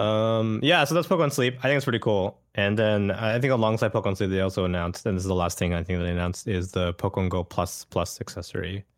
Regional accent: Canada; I grew up in Canada and I didn't speak Japanese as a kid

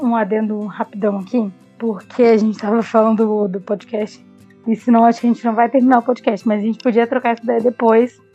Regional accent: Rio de Janeiro, Brazil; eu que vim do Rio de Janeiro no Rio, quanto mais moreno, mais negro você fosse

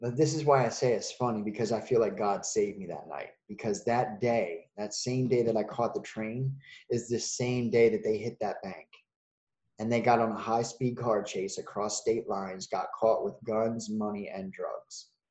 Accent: Wilmington, Delaware, United States; I'm from Wilmington, Delaware um, which is up north

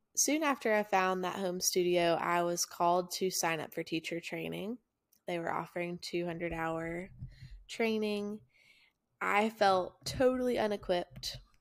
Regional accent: Chattanooga, Tennessee, United States; also born or lived in Murfreesboro, Tennessee; My hometown's Chattanooga, Tennessee

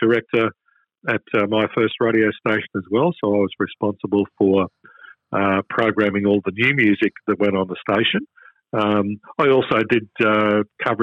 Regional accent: Toowoomba, Queensland, Australia; now in Melbourne, Australia; My first gig in radio was in my hometown of Toowoomba

